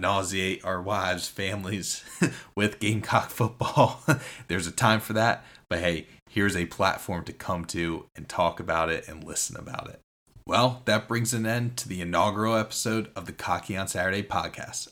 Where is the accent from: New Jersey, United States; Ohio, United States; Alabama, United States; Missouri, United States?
New Jersey, United States; moved away as an adult; also born or lived in South Carolina; I am not from South Carolina. I grew up in New Jersey